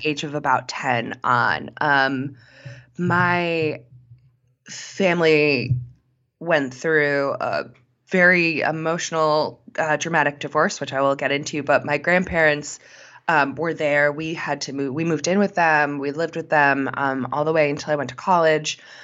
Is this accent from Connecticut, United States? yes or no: yes; Connecticut, United States; moved away; I'm originally from Connecticut, but my family lives in South Carolina now.